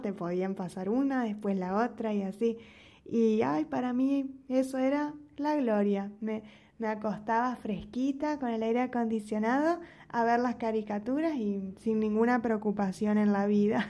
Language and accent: Spanish; Argentina; now in Mexico; yo como argentina contando mi experiencia en México